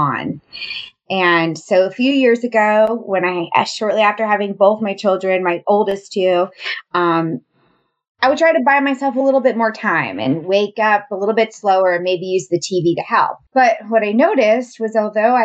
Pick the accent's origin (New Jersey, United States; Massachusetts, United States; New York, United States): New York, United States; moved away as an adult; also born or lived in the South (US); I'm originally from New York and I moved to the South shortly after graduating college for my first teaching job